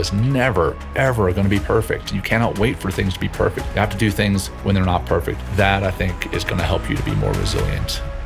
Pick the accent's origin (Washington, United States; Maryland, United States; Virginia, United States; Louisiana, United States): Louisiana, United States; Ruston; also born or lived in Cape Town, South Africa; I went through the schooling system in Ruston, Louisiana